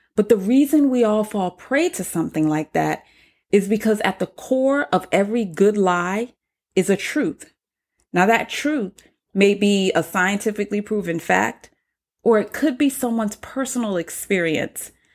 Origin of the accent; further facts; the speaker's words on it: North Charleston, South Carolina, United States; I was born and raised on Liberty Hill, the hood of the South